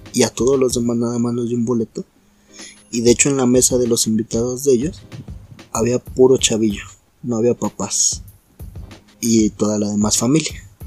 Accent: Naucalpan, State of Mexico, Mexico; soy de Naucalpa

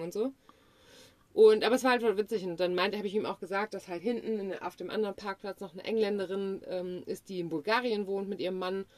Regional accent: Germany

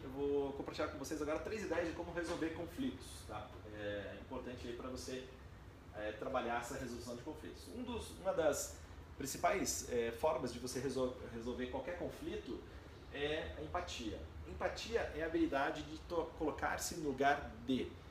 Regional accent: Brazil; A gente como brasileiro

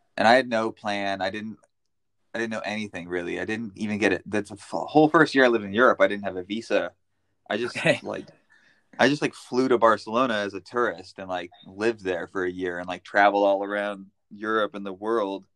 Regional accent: United States; moved away as an adult; now in Amsterdam, Netherlands; I grew up in Tahoe

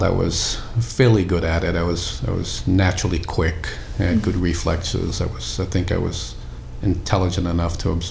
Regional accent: Boston, Massachusetts, United States; growing up in Dorchester

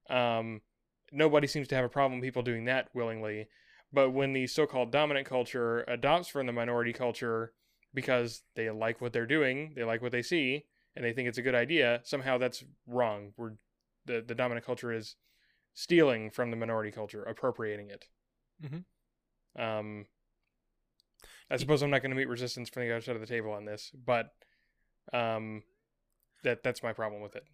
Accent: United States; as an American

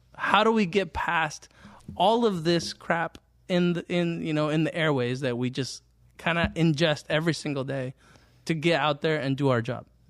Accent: Fremont, California, United States; I grew up here in Fremont, here in the Mission area

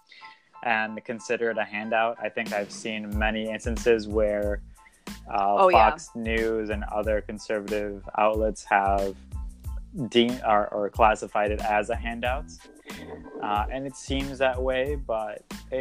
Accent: United States; us most excited as American people

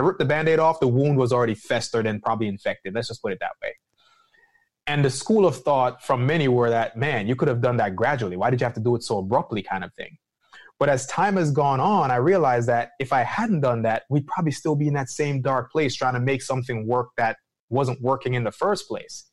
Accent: Jamaica; moved away; being Jamaican as well, as far as, you know, an immigrant that came to this country

